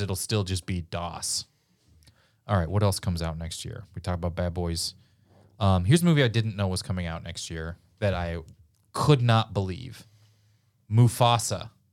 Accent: Missouri, United States; I'm from Missouri, and we famously, uh, didn't pick a side in the Civil War

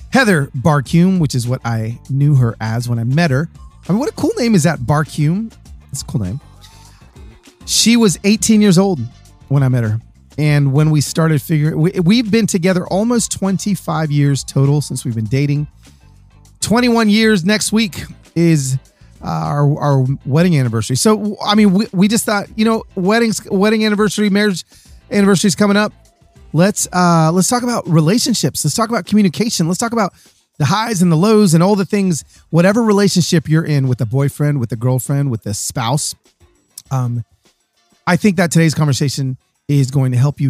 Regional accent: Atlanta, Georgia, United States; moved away; I was raised in Atlanta

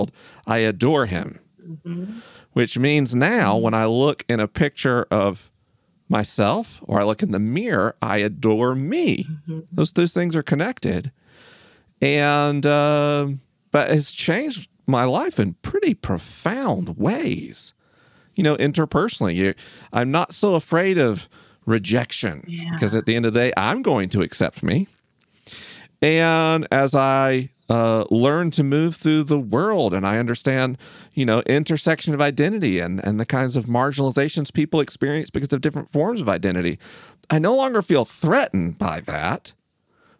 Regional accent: the South, United States; Growing up in the South

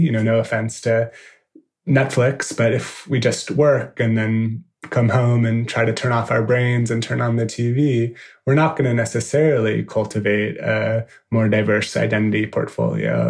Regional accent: San Francisco, California, United States; moved away as an adult; also born or lived in New York; a design agency based uh, in San Francisco in my hometown

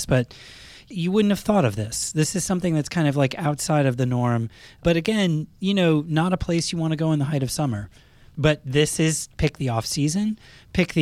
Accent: Northeast, United States; I grew up in the Northeast

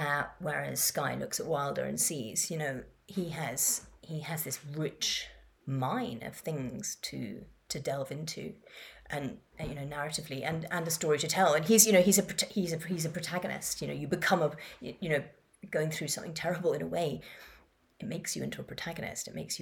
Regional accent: Madagascar; also born or lived in Kenya / Yemen / Morocco; I grew up in Madagascar and Kenya and Yemen and Morocco, and it was, you know, before the internet

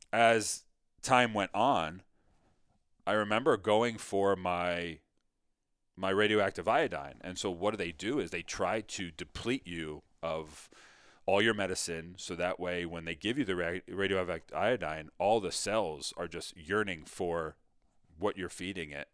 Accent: Mamaroneck, New York, United States; I grew up in Mamaroneck, New York, which is just outside New York City.

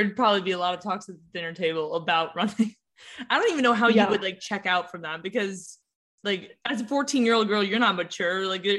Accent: Southern California, United States; I'm from California, so running here, especially like Southern California, is really competitive.

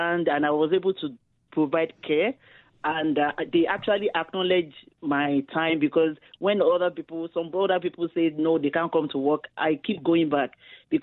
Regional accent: Nigeria; now in Canada; I was born in Nigeria. I relocated to Canada 2007.

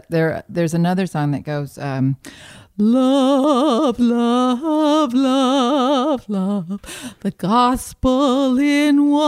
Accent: Dahlonega, Georgia, United States; No, I grew up in a little town in North Georgia called Dahlonega.

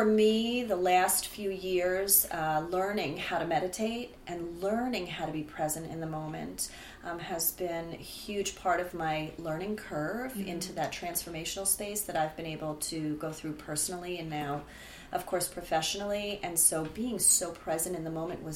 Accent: Rockland County, New York, United States; moved away as an adult; now in New Jersey, United States; I grew up outside of the city in Rockland County

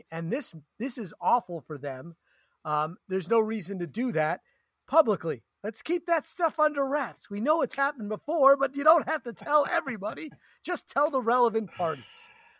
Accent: Long Island, New York, United States; If anyone's …, it's me. I'm from Long Island.

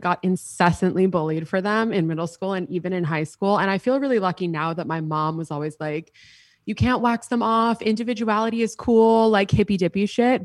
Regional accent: New York City, New York, United States; growing up in New York City, I was in high school

